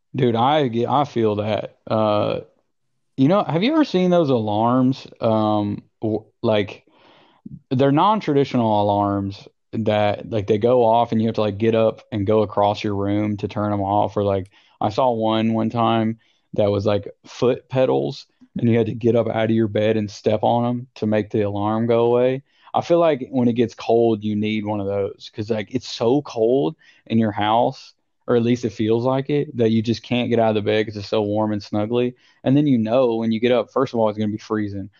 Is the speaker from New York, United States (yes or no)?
no; Tennessee, United States; moved away as an adult; also born or lived in Indiana / Colorado / Princeton, New Jersey; my house that I grew up in in Tennessee